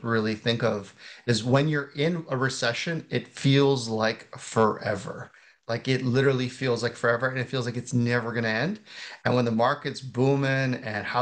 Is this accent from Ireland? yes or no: no; Canada; I'm a Canadian investing